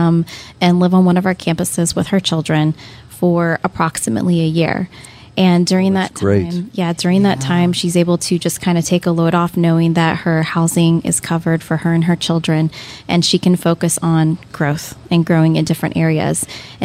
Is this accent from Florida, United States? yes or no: yes; Lakeland, Florida, United States; I grew up in Lakeland